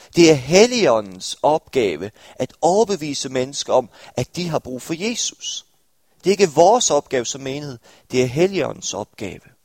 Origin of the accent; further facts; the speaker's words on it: Stepping, Southern Denmark, Denmark; now in Aarhus, Denmark; jeg var fra en lille landsby ved navn Stepping